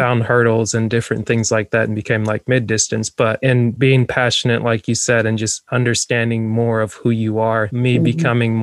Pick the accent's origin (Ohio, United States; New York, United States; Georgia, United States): Georgia, United States; North; I like grew up in North Georgia